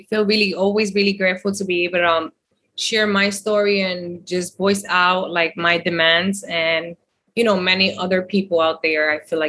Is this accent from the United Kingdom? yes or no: no; Dominican Republic; I'm from the Dominican Republic, and it's unfortunate.